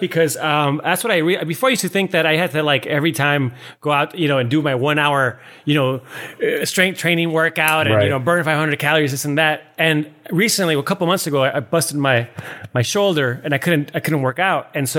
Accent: New York City, New York, United States; now in Los Angeles, United States; I was just trying to get work in LA. I come from New York. I had a really, you know, successful career in New York.

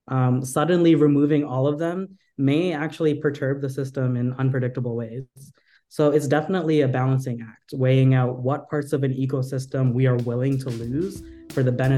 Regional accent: United States; born there; I'm part of the Philippine diaspora. My ancestors were from the Philippines and I was born here in America.

